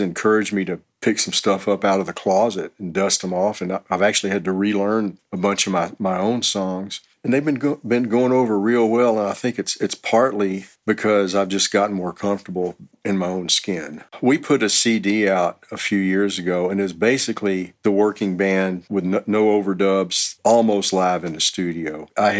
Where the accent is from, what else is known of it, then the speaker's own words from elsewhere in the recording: Houston, Texas, United States; moved away as an adult; also born or lived in Los Angeles; now in Austin, United States; I'm originally from Houston, and in 88, I moved to Los Angeles for about 3 years